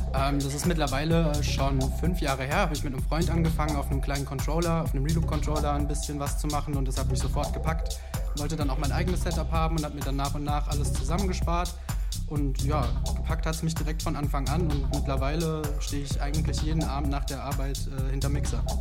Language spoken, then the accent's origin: German; near Darmstadt, Hesse, Germany; ich komme aus der Nähe von Darmstadt